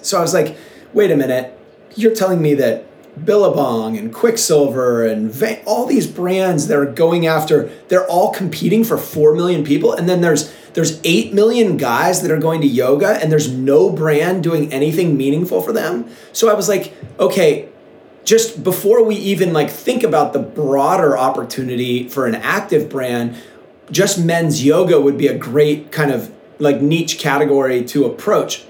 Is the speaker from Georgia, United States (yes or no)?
no; Seattle, Washington, United States; now in Encinitas, United States; when I was a kid, I grew up in Seattle